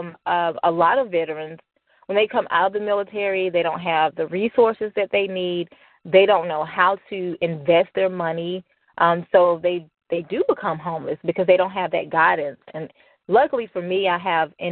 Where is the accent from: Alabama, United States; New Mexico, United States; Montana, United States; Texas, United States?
Alabama, United States; Birmingham; moved away; I'm originally from Birmingham, Alabama